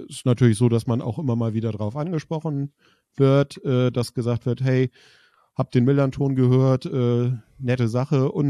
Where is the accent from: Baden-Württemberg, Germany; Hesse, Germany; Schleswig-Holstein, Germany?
Schleswig-Holstein, Germany; Kiel; das ist nicht so, dass man als Kieler sagt, ja, wir finden das geil, so wie es ist.